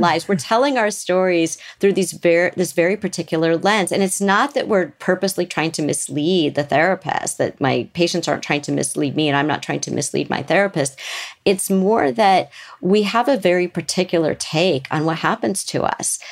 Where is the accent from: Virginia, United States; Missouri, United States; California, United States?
California, United States; Beverly Hills; grew up in Beverly Hills